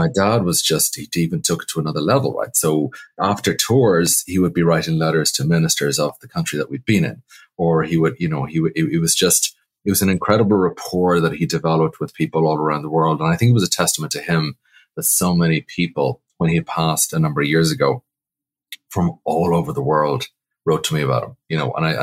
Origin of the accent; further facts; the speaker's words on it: Ireland; moved away as an adult; now in New York, United States; Well, truthfully, not really. Because classically, our culture doesn't have the same gravitas as traditional Irish music. Coming over in 1999, I was beyond green, you know